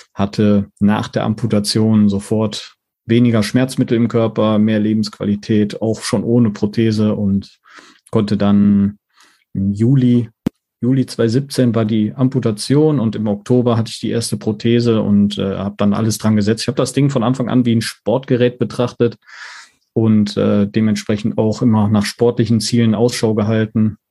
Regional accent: Mettmann, North Rhine-Westphalia, Germany; komme aus Mettmann, das liegt in NRW bei Düsseldorf

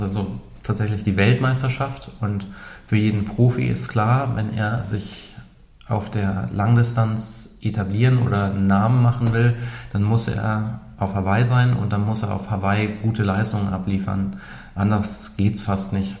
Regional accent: Ruhr area, North Rhine-Westphalia, Germany; now in Munich, Germany; Ich komme aus dem Ruhrgebiet

